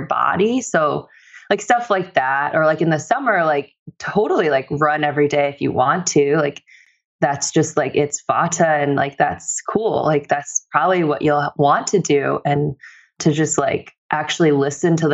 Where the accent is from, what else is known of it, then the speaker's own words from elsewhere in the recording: Bartlett, Illinois, United States; I grew up in the suburbs of Chicago. So I grew up in Bartlett, Illinois.